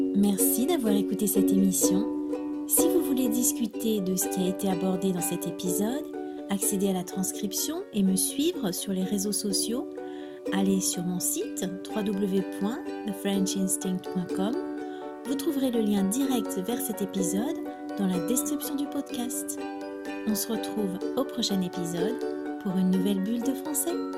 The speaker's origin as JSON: {"language": "French", "country": "France", "said": "je suis française"}